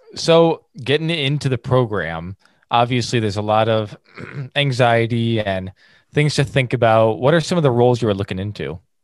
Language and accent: English; Kankakee, Illinois, United States; I was from Kankakee